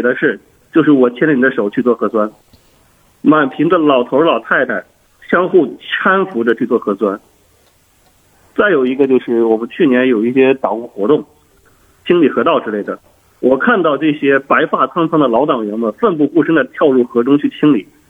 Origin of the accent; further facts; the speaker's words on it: Wenzhou, Zhejiang, China; moved away as an adult; also born or lived in Panjin, Liaoning / Heihe, Heilongjiang; now in Dalian, China; 我老家是浙江温州人，小，小镇青年啊